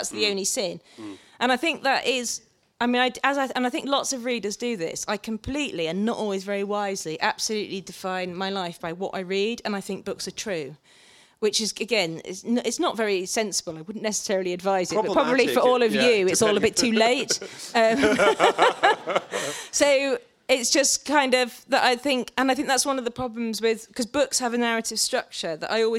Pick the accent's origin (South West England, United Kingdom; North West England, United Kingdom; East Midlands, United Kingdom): South West England, United Kingdom; born there; And I sounded posh, you know, because I was born in Cornwall and the Irish father and moved around a bit.